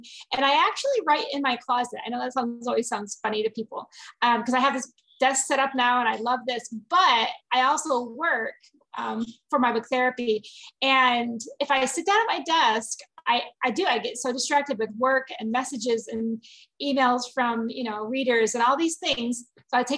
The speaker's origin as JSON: {"language": "English", "region": "Michigan", "country": "United States", "tie": "born or raised there", "moved": "as an adult", "lives_now": "Arizona, United States", "said": "I grew up in Michigan"}